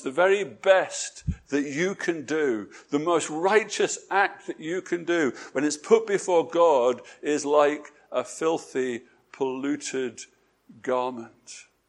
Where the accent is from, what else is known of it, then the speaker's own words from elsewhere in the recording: England, United Kingdom; My being English